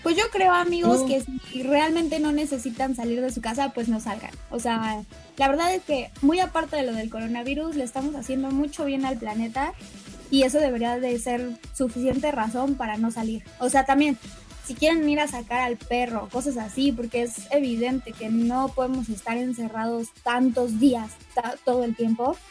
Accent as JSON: {"language": "Spanish", "country": "Mexico", "said": "somos mexicanos"}